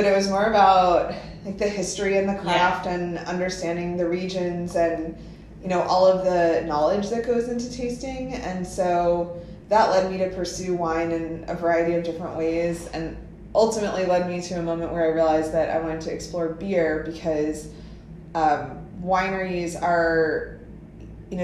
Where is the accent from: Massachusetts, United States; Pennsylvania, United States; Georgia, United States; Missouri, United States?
Pennsylvania, United States; moved away as an adult; also born or lived in New York City; But I grew up in Pennsylvania, moved to New York City right after college.